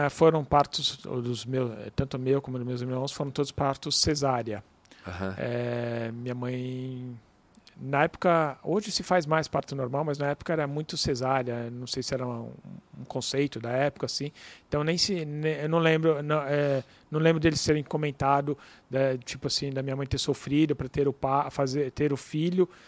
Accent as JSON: {"language": "Portuguese", "region": "São Paulo", "country": "Brazil", "tie": "born there", "said": "Nasci em São Paulo."}